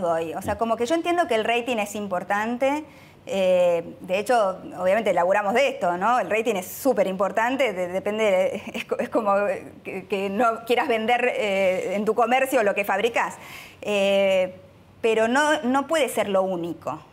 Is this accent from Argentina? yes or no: yes; Argentina; somos argentinos